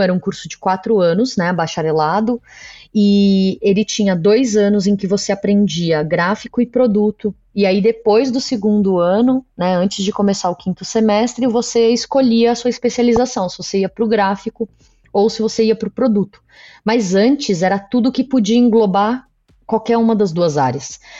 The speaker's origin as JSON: {"language": "Portuguese", "region": "São Paulo", "country": "Brazil", "said": "eu sou daqui de São Paulo"}